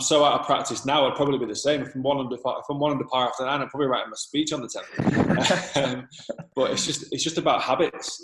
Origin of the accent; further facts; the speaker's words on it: Manchester, North West England, United Kingdom; moved away as an adult; also born or lived in Trafford / Dublin, Ireland; now in Dubai, United Arab Emirates; I'm from Manchester originally.